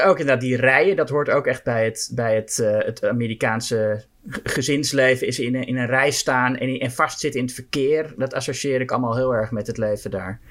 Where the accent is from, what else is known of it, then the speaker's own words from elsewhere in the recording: Netherlands; als Nederlander